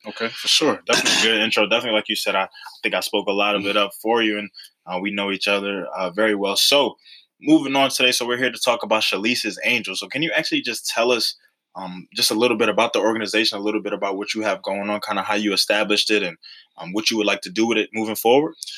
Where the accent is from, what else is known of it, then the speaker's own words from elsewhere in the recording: Philadelphia, Pennsylvania, United States; growing up in Philadelphia